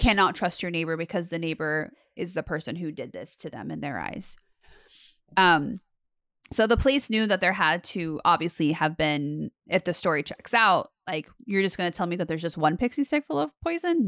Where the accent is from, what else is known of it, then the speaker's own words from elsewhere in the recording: Las Vegas, Nevada, United States; I grew up in Las Vegas